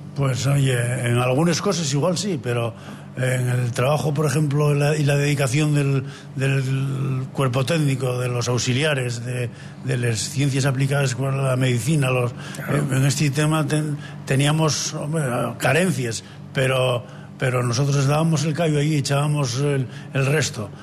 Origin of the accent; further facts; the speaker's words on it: Asturias, Spain; como asturiano y como profesor de educación física